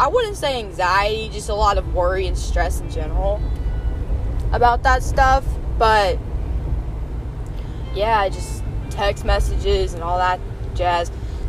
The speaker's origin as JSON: {"language": "English", "region": "the South", "country": "United States", "accent": "Southern", "said": "Which I love that you can just drive and listen to my horrible southern accent, which apparently I have."}